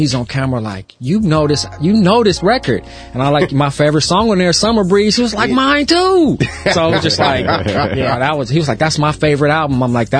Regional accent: Los Angeles, California, United States; also born or lived in Culver City / Watts / South Central; I was born, at Brotman Hospital in Culver City, but we went straight from Culver City back to Watts. So I grew up my early years from 0 to 5 on 102nd and 102nd and Anzac.

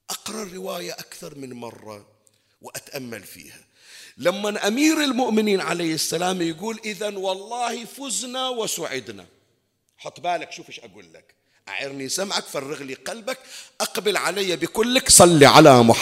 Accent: Bahrain; احنا عندنا بالبحرين ما أكثر المقامات والمزارات

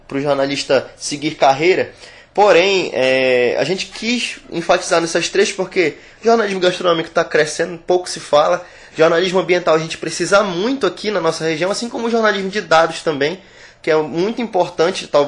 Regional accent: Amazon, Brazil; minha tataravó, minha bisavó, eu trago receitas comigo. Sou da Amazônia e tenho isso comigo.

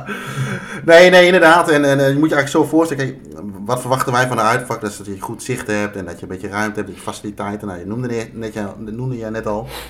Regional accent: Netherlands; dat we uit Nederland kwamen, verre reis hadden gemaakt

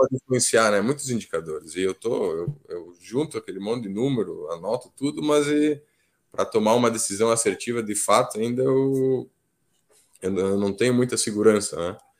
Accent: Flores da Cunha, Rio Grande do Sul, Brazil; also born or lived in Alegrete; eu sou de Flores da Cunha.

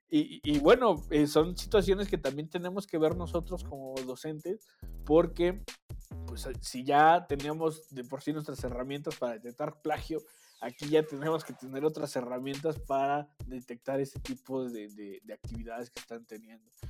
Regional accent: Mexico

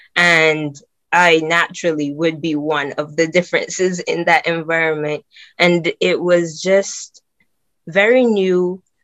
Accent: Barbados; now in England; I'm from Barbados

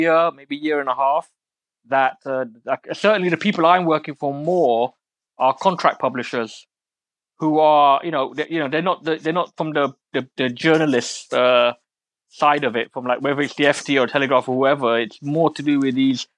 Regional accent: London, United Kingdom; I'm an East London boy. I was born in Forest Gate, which is like proper East London.

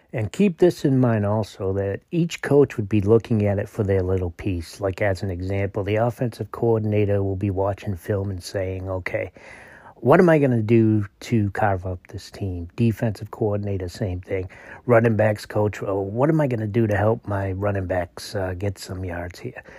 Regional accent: Massachusetts, United States; moved away; committing to my home state where I was born and raised, uh, the UMass Minutemen

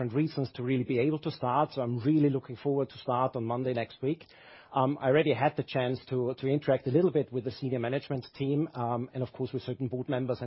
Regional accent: Austria; the background 47 years ago is that I was born in Austria

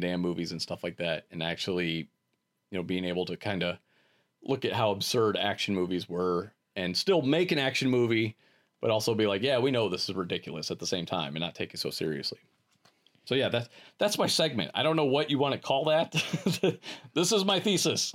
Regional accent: Akron, Ohio, United States; growing up in Akron, there was a theater

